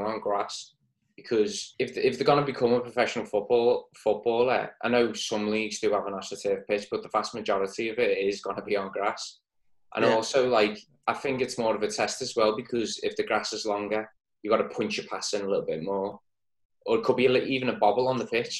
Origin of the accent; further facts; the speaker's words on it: Woodchurch, North West England, United Kingdom; I'm from the Woodchurch